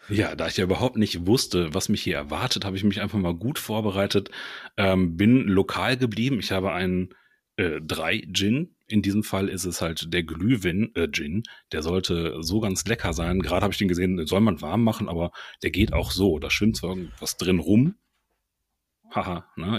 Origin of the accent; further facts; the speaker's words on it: Ruhr area / Lower Rhine border, North Rhine-Westphalia, Germany; Bin auch aus dem Ruhrpott, beziehungsweise so das äh, wilde Grenzland zwischen Ruhrpott und Niederrhein komme ich her.